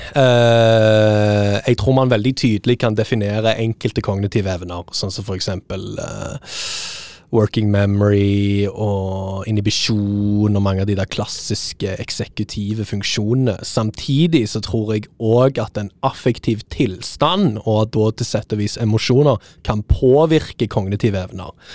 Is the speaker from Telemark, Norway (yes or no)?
no; Stavanger, Rogaland, Norway; moved away; Jeg er jo fra Stavanger